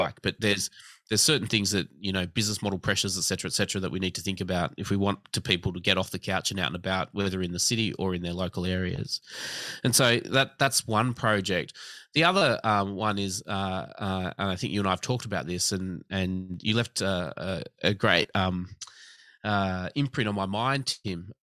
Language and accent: English; Australia; I was born in Australia